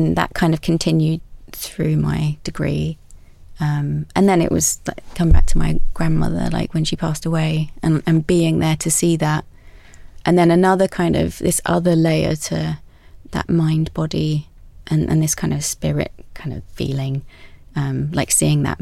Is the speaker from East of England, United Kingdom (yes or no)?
yes; Essex, East of England, United Kingdom; I grew up in Essex by the sea